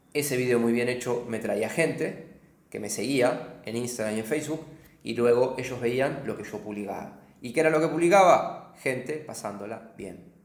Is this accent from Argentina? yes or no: yes; Argentina; moved away as an adult; also born or lived in London / Berlin; como argentino